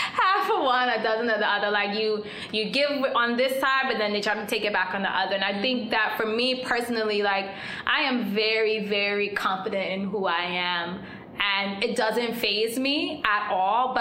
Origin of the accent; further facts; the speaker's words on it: Guyana; now in United States; being Afro-Guyanese